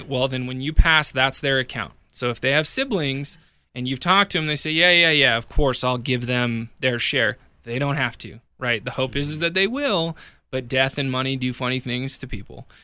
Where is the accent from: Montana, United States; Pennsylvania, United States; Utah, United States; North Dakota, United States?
Montana, United States; now in Colorado, United States; I grew up in Montana, my family owns a farm back there.